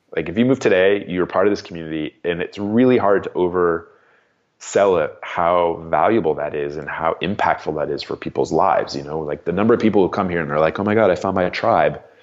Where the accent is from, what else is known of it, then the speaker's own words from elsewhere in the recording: Arizona, United States; moved away as an adult; also born or lived in New Jersey; now in New Hampshire, United States; I grew up in Arizona, um, and then I left, uh, there in the early nineties